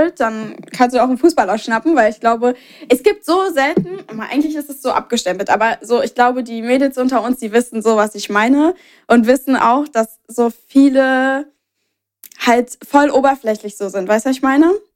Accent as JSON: {"language": "German", "region": "Berlin", "country": "Germany", "said": "bei uns in Berlin"}